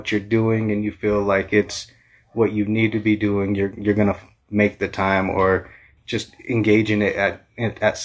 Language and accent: English; Alamosa, Colorado, United States; I was born in Alamosa. Everybody calls it Moza.